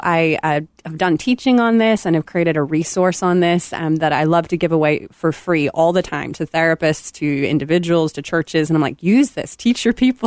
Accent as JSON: {"language": "English", "town": "Belfast", "region": "Northern Ireland", "country": "United Kingdom", "tie": "born or raised there", "moved": "as an adult"}